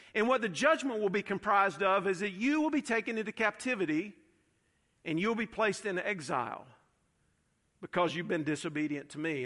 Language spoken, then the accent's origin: English; United States; I'm about as American and pro-democracy and pro-capitalist as they come.